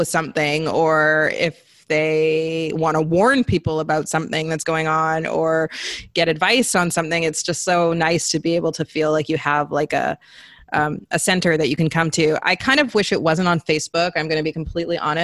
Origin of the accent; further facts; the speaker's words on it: British Columbia, Canada; also born or lived in Zambia; growing up in the Pacific Northwest, Canada